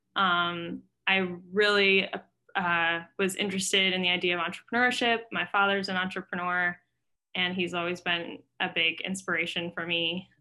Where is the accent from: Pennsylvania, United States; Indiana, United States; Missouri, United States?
Indiana, United States; Indianapolis; also born or lived in France; I grew up in Indianapolis